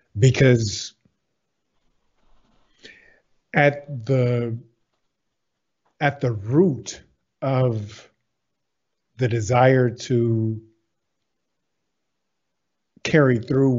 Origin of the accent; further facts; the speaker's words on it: Baton Rouge, Louisiana, United States; I am from the States. So I'm from Baton Rouge, Louisiana.